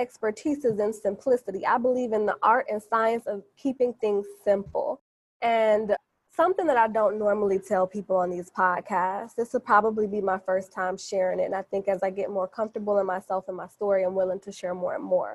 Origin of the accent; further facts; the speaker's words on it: Chicago, Illinois, United States; I'm from Chicago. And I'm not just from Chicago. I'm from the South Side